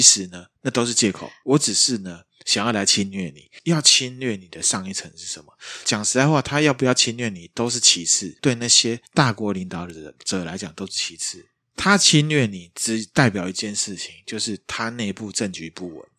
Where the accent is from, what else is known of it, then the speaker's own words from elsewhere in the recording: Taiwan; 我们台湾这边